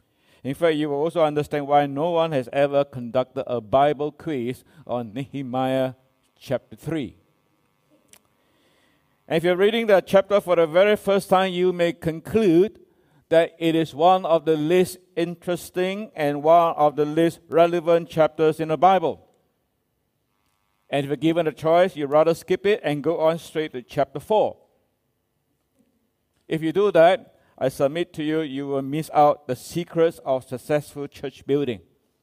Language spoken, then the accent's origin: English; Singapore